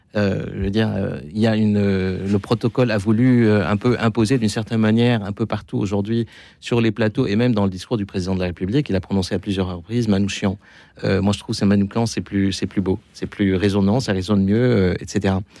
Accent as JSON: {"language": "French", "country": "Lebanon", "said": "moi, en tant que Libanais"}